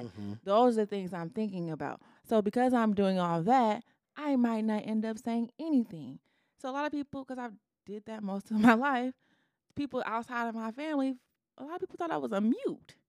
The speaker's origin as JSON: {"language": "English", "town": "Detroit", "region": "Michigan", "country": "United States", "also_born_or_lived": "Ypsilanti", "said": "I'm from the Metro Detroit."}